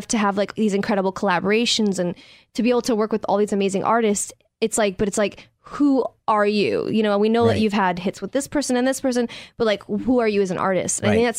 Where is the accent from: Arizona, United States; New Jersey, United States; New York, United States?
New York, United States; I grew up in New York